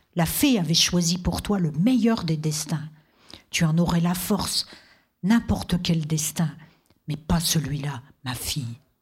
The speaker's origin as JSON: {"language": "French", "area": "Vosges", "region": "Grand Est", "country": "France", "tie": "born or raised there", "moved": "yes", "said": "je, suis née dans des paysages très forts c'est-à-dire d'autres types de mers, c'est-à-dire la forêt. Moi, je viens des Vosges"}